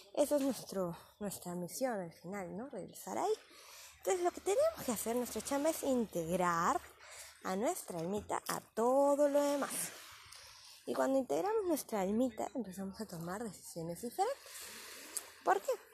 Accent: Peru; moved away; soy de Perú

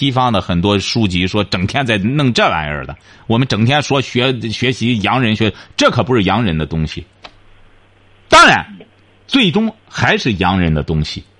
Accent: China; 为什么？我们中国人更不能学这些玩意儿。为什么？我们中国人多

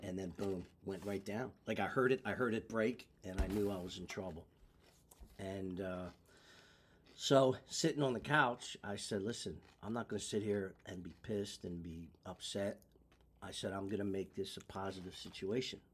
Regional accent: Philadelphia, Pennsylvania, United States; Born and raised in South Philly

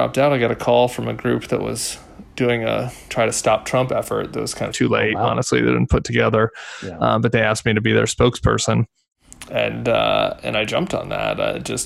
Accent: Denver, Colorado, United States; also born or lived in St. Louis, Missouri; but I grew up in Denver

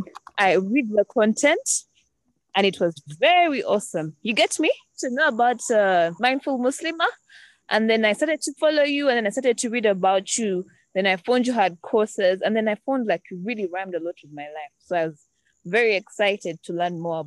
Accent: Uganda; I am from Uganda.

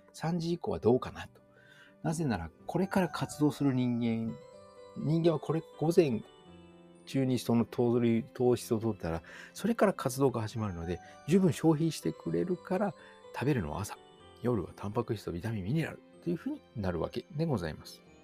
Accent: hometown next to Saga Prefecture, Kyushu, Japan; 生まれ故郷の隣にある佐賀県

